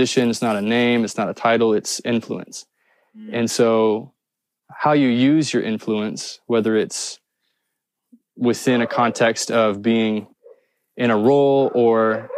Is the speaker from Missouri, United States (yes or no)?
no; Indiana, United States; I'm from Indiana, the state of Indiana